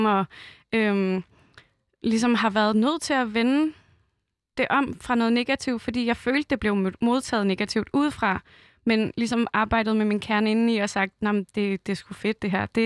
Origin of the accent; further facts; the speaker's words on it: Roskilde, Zealand, Denmark; jeg er også selv fra Roskilde